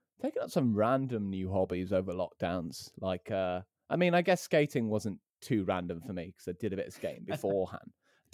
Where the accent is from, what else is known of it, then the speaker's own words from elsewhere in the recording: Plymouth, South West England, United Kingdom; now in London, United Kingdom; I've recently moved up to London, which is really nice because obviously I'm from Plymouth in Devon originally.